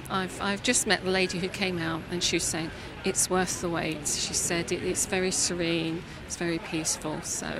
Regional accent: London, United Kingdom; now in Leicester, United Kingdom; I was born in London.

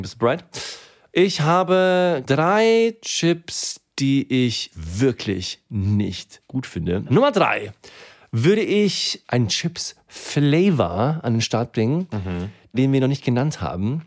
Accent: Germany; also born or lived in Sweden; Und ich bin in Deutschland aufgewachsen

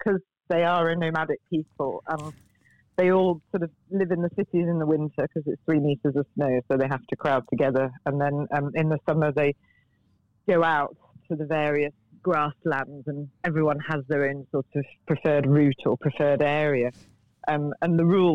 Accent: United Kingdom; as a Brit

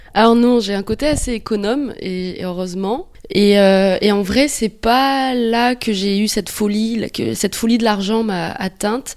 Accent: New Caledonia; moved away as an adult; also born or lived in France; now in Australia; Je viens de Nouvelle-Calédonie et euh, à l'âge de 21 ans, je suis allée vivre en France pour euh, faire des études

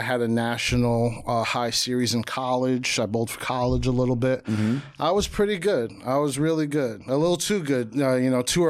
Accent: Jersey City, New Jersey, United States; Pops from the Bronx.

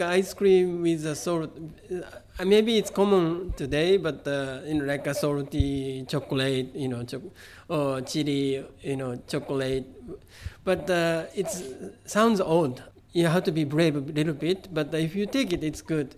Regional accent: Kobe, Hyogo, Japan; first language Japanese; English is a second language; moved away; also born or lived in San Francisco; I grew up in Kobe

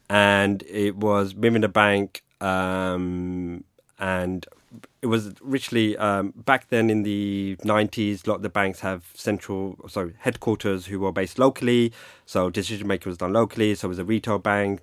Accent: London, United Kingdom; also born or lived in Greenwich, London; I grew up in London. I'm a Londoner. Um, grew up in the eighties in Hackney

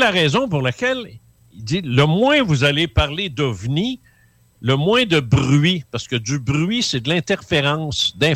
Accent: Quebec City, Quebec, Canada; je viens de là, je viens de Québec, moi.

